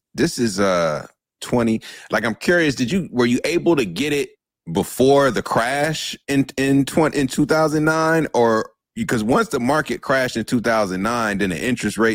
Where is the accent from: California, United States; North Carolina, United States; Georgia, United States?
North Carolina, United States; Durham; growing up in Durham, as a local who grew up in Durham